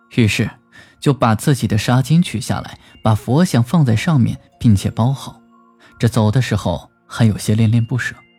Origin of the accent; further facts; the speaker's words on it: China; 我们中国人信佛的人也很多